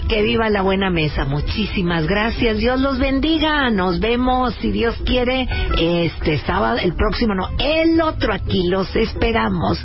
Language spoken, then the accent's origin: Spanish; Monterrey, Nuevo León, Mexico; Somos regiomontanos y somos, eh, machacados